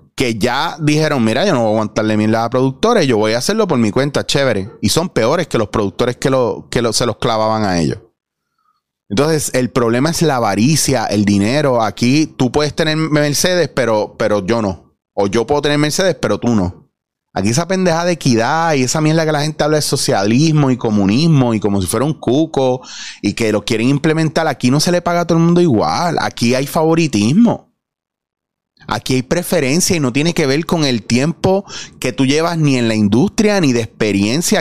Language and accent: Spanish; Puerto Rico; nosotros como puertorriqueños